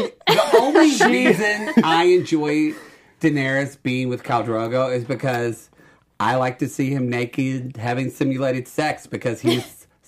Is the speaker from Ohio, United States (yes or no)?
no; Oklahoma, United States; I'm from Oklahoma.